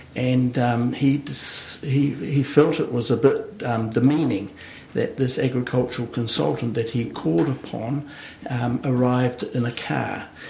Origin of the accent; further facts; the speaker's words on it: central Hawke's Bay, New Zealand; also born or lived in Wellington / Christchurch; while I was born in Wellington, I grew up on the family farm in central Hawke's Bay